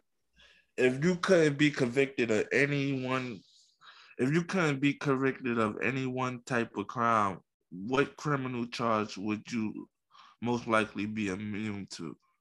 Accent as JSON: {"language": "English", "town": "New York City", "region": "New York", "country": "United States", "tie": "born or raised there", "said": "I was born in Coney Coney Island"}